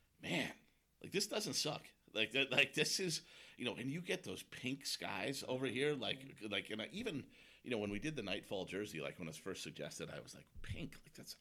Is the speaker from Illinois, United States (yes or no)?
yes; Chicago, Illinois, United States; now in Kirkland, United States; I grew up in Chicago